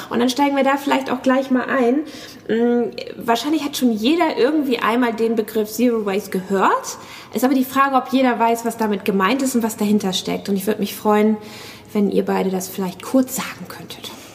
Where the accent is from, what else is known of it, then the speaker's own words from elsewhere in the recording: Hamburg, Germany; ich komme aus Hamburg